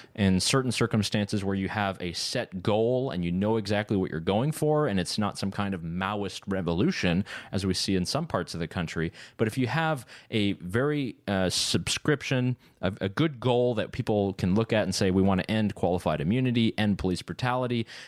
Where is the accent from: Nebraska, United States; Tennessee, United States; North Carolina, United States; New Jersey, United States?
North Carolina, United States; Concord; my hometown of Concord outside of Charlotte